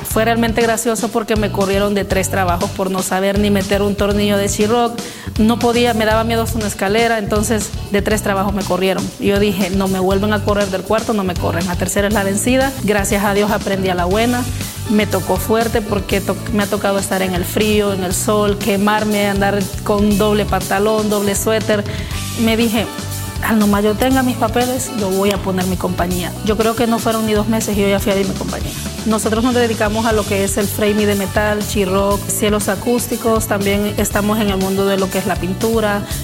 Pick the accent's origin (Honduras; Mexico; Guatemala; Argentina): Honduras; moved away as an adult; now in United States; Soy originaria de Honduras